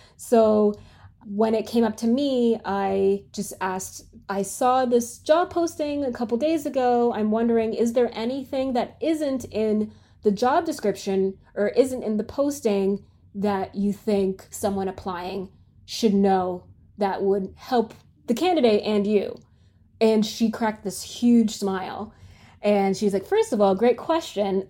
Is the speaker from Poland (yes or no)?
no; Canada; moved away as an adult; now in United States; I'm from Canada